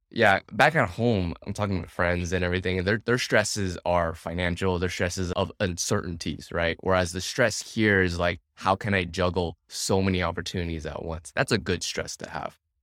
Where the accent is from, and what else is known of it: California, United States; born or raised there; first language English; moved away as an adult; now in Vietnam